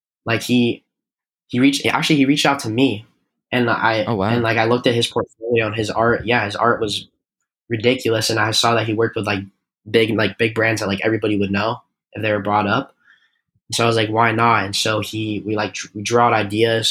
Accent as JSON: {"language": "English", "region": "Arizona", "country": "United States", "said": "I'm from Arizona"}